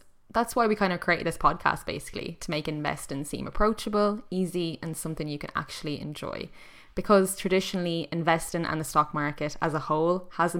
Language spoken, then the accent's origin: English; Ireland; now in Lisbon, Portugal; I'm in Lisbon, yes, but I'm still Irish.